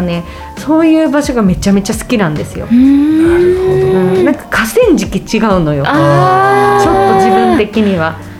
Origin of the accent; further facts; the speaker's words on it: Saitama, Japan; 私埼玉出身なんですけれども